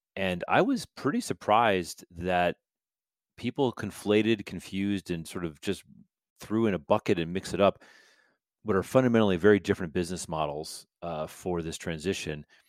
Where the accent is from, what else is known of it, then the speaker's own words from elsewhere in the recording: United States; I'm American